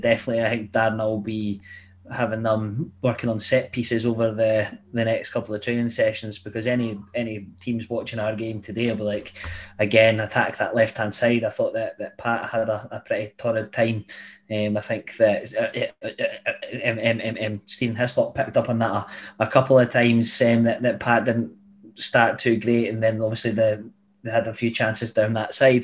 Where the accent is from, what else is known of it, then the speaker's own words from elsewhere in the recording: Glenrothes, Scotland, United Kingdom; I'm from Glenrothes. I was like 10 at the time